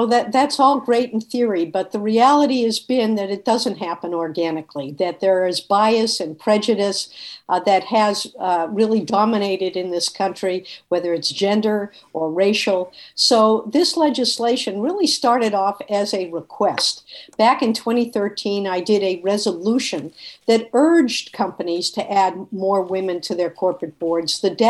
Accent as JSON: {"language": "English", "town": "Boston", "region": "Massachusetts", "country": "United States", "tie": "born or raised there", "said": "Well, you know, I came from a family that had immigrated from Eastern Europe one or two generat"}